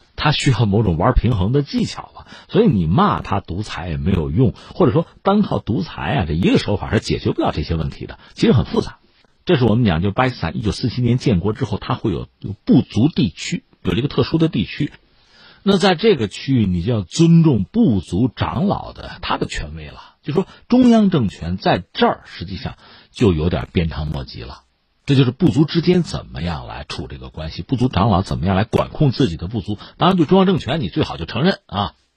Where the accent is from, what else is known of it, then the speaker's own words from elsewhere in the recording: China; 我们作为中国人